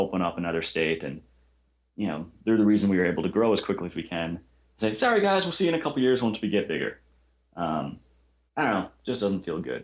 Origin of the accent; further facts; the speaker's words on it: Wisconsin, United States; also born or lived in Elgin, Illinois / Chicago, Illinois; I was born in Elgin, Illinois. I've lived in Wisconsin most of my life. We moved up here when I was very young